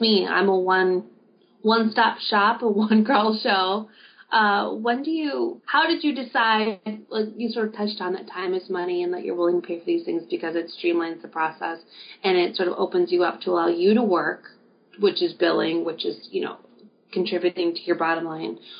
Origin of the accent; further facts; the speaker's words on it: Wisconsin, United States; my hometown of Wisconsin